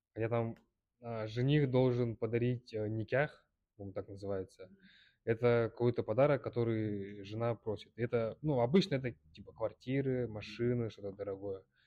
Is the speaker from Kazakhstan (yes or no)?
no; Kyrgyzstan; я из Кыргызстана, из мусульманской семьи